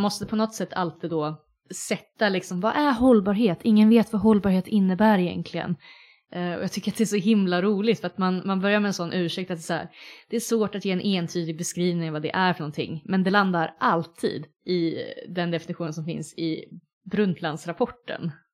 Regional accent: Linköping, Östergötland, Sweden; now in Uppsala, Sweden; Linköping där jag kommer ifrån

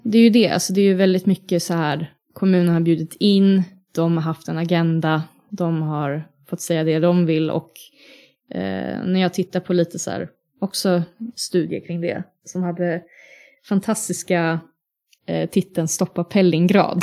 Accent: Linköping, Östergötland, Sweden; now in Uppsala, Sweden; hemma i Linköping

